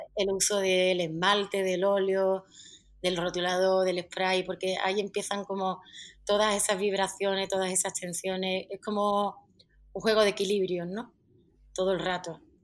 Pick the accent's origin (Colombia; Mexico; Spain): Spain; Jerez de la Frontera, Andalusia; now in Madrid, Spain; soy de Jerez, pero he nacido y me he criado en, una barriada de allí que está en medio del campo